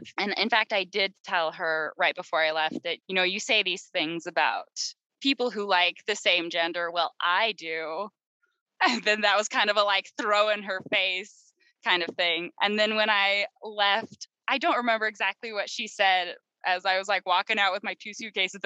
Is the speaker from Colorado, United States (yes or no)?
no; Utah, United States; the state I grew up in Utah